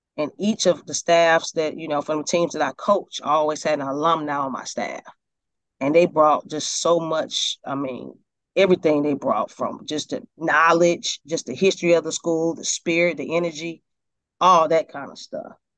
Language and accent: English; Decatur, Georgia, United States; also born or lived in Atlanta / Stone Mountain; I was born in Atlanta. I was raised in Decatur and Stone Mountain area in the suburbs of, of Atlanta.